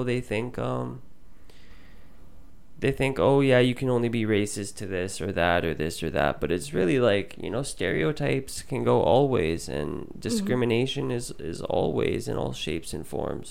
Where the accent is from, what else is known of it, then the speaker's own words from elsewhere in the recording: Surrey, British Columbia, Canada; also born or lived in Vancouver; I grew up in Surrey. And for anyone that doesn't know, Surrey is predominantly brown.